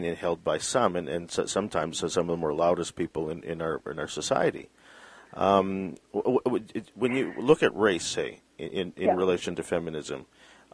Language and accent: English; British Columbia, Canada; I've never thought of myself as Filipino because I was born in Canada. I've thought of myself as a Canadian or British Columbian, even more than anything